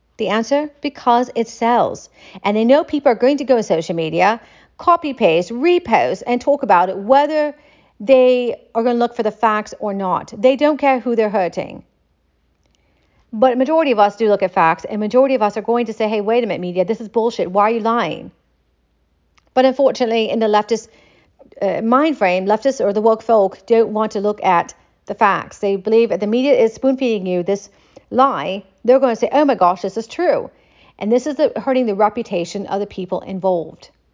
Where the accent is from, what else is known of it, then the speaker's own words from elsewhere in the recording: United States; I'm an American